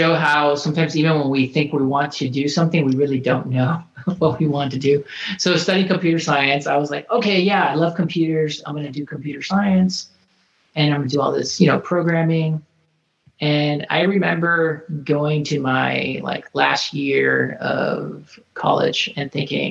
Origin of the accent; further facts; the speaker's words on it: Florida, United States; moved away as an adult; I'm actually from Florida originally